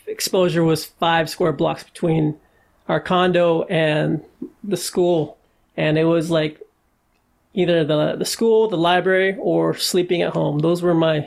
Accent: Seattle, Washington, United States; moved away as an adult; also born or lived in Boise / Houston / Chicago; now in Los Angeles, United States; Born and raised in the Pacific Northwest in Seattle

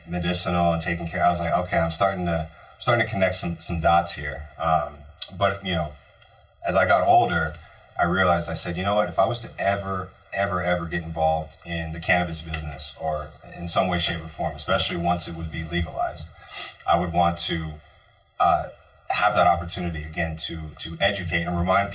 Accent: Bay Area, California, United States; moved away; growing up in the Bay Area

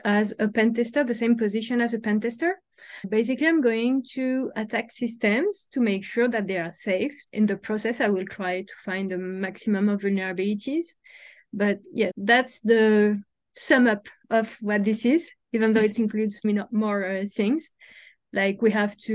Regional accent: Paris, Île-de-France, France; moved away as an adult; now in Montreal, Canada; I'm originally from Paris, from France.

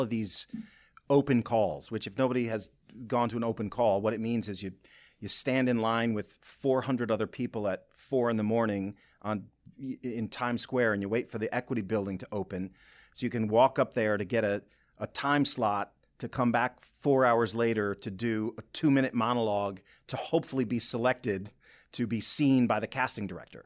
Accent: Boyne City, Michigan, United States; moved away as an adult; also born or lived in Lansing, Michigan / New York; I'm from Boyne City originally

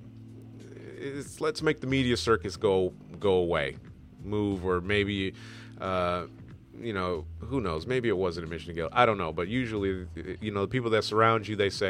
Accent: Michigan, United States; I'm from Michigan

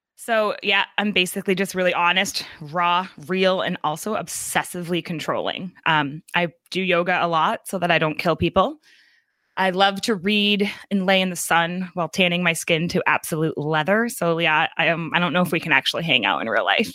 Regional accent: New Hampshire, United States; also born or lived in New York; I'm from New Hampshire

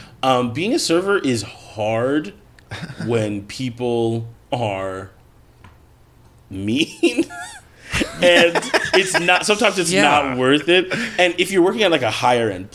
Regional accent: Rosemount, Minnesota, United States; I grew up in Rosemont, Minnesota.

